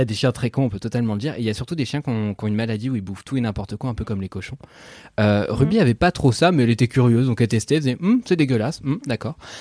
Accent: Normandy, France; je suis normand

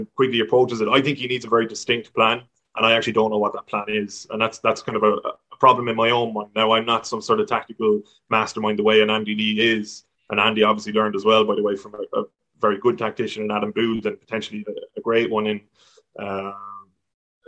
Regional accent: Ireland

